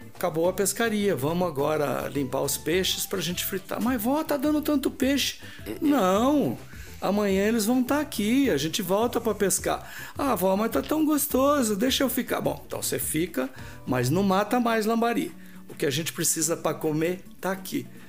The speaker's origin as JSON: {"language": "Portuguese", "town": "Sabino", "region": "São Paulo", "country": "Brazil", "tie": "born or raised there", "also_born_or_lived": "Rio de Janeiro", "moved": "as an adult", "lives_now": "São Paulo, Brazil", "said": "quando saí de Sabino, que é a minha origem"}